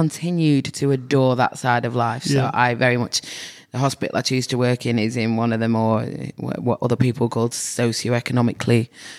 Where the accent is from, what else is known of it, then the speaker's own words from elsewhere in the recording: Manchester, North West England, United Kingdom; now in Australia; And I moved from England, North Manchester.